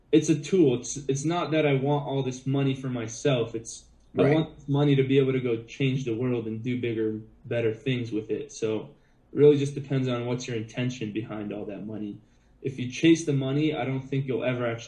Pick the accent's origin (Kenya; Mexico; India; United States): United States; Boston, Massachusetts; I grew up as a little kid in Boston